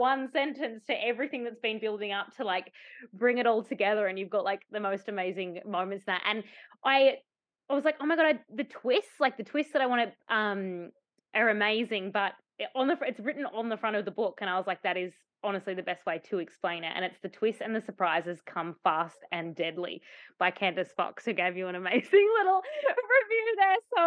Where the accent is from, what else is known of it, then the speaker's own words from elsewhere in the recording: Tasmania, Australia; I grew up in Tasmania and spent the majority of my life in Tasmania